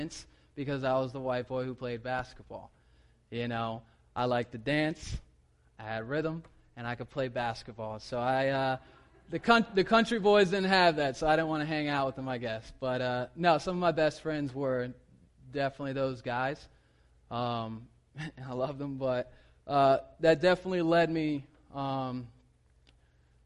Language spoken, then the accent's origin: English; South Carolina, United States; moved away; I'm from South Carolina